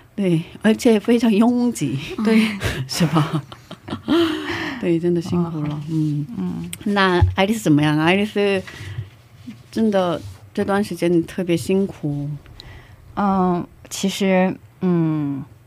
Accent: South Korea; Chinese is a second language; moved away; 我一个不会说中文，呃， 会说中文，可是中文表达有限的韩国人

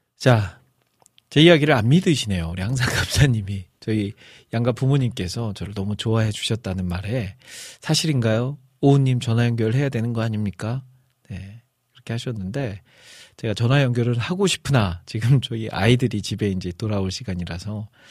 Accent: Iksan, North Jeolla, South Korea; accent: Chungcheong-Jeolla mixed dialect; now in Seoul, South Korea; 또 제가 또 전라북도 익산 출신으로서

